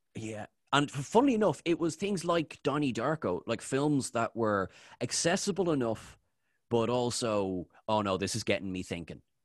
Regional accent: Ireland; I'm Irish.

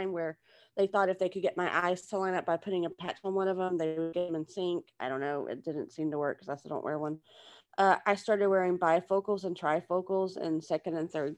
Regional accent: Texas, United States; moved away as an adult; now in Louisiana, United States; I was originally from Texas, and that's what I claim

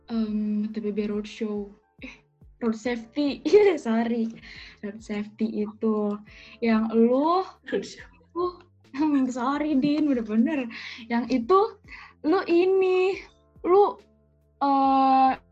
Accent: Cirebon, West Java, Indonesia; ternyata lu baru tahu kalau gue anak Cirebon

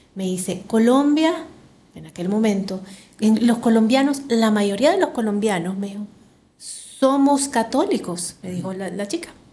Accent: Santa Tecla, La Libertad, El Salvador; Yo nací en Santa Tecla

